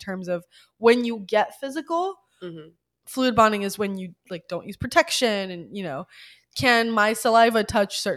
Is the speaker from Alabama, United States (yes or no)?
yes; Alabama, United States; I grew up in the Bible Belt. I grew up in Alabama